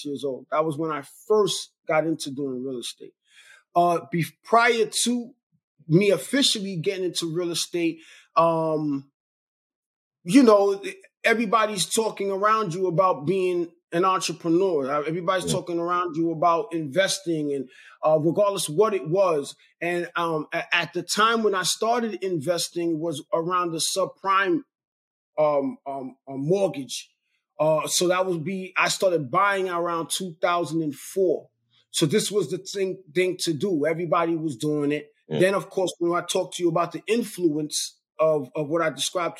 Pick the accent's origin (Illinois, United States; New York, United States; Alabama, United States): New York, United States; Brooklyn; also born or lived in Queens, New York; now in Long Island, United States; we all lived in a small 3-bedroom apartment in the projects in Brooklyn, New York. I'm from Brooklyn, okay. born in Queens